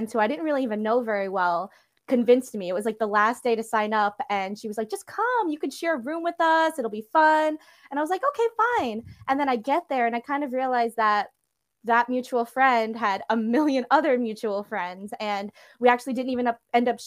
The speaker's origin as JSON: {"language": "English", "town": "New York City", "region": "New York", "country": "United States", "tie": "born or raised there", "said": "I was also born and raised in New York, Queens"}